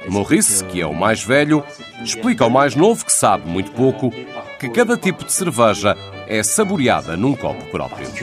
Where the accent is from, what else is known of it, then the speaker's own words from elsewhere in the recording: Belgium; eu sou belga